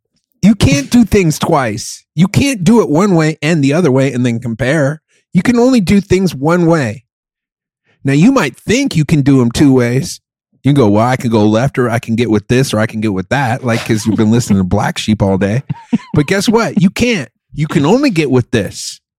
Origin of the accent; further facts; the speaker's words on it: Germany; moved away; where I grew up in Germany